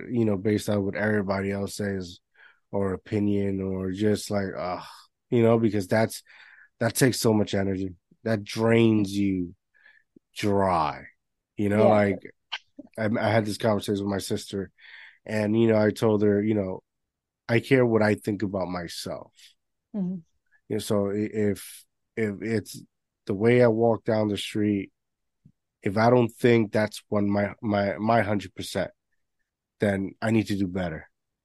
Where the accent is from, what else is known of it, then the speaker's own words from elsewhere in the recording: Puerto Rico; moved away; I grew up in Puerto Rico.